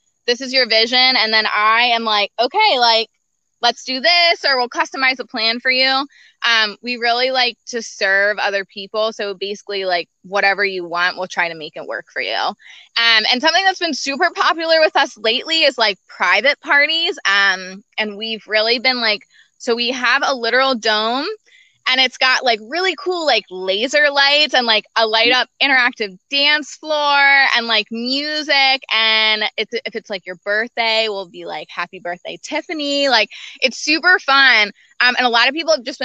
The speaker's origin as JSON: {"language": "English", "town": "Lancaster", "region": "Pennsylvania", "country": "United States", "said": "we're from Lancaster."}